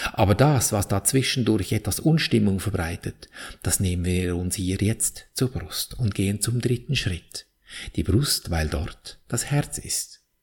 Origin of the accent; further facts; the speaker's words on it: Switzerland; bei uns in der Schweiz